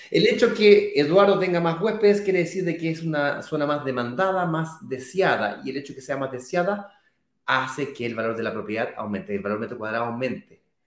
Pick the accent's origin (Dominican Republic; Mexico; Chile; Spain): Chile; now in Brazil